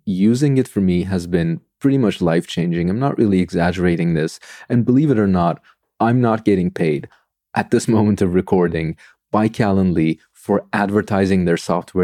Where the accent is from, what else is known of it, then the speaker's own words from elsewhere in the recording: Istanbul, Turkey; moved away as an adult; now in Sweden; I am from Turkey. I grew up in Istanbul.